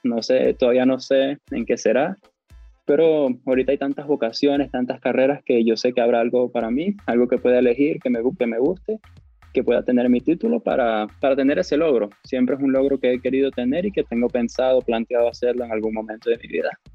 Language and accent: Spanish; Cabimas, Zulia, Venezuela; Yo soy de la calle Rosario con la avenida Carnevali, eso le dicen casco central en Cabimas, cerca del centro cívico.